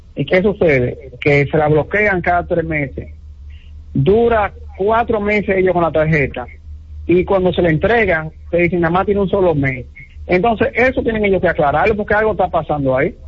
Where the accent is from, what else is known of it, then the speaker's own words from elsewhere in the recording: Barahona, Dominican Republic; yo soy de Riquillo Barahona